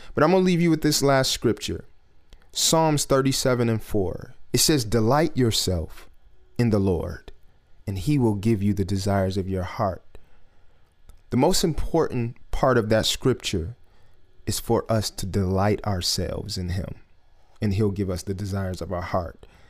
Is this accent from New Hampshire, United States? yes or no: no; Detroit, Michigan, United States; just growing up in Detroit and growing up around industry people here in Detroit